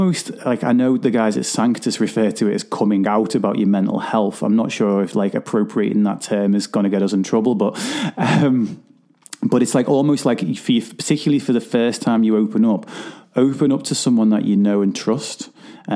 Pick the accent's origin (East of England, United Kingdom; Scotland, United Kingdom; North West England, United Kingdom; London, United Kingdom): North West England, United Kingdom; Liverpool; I'm from Liverpool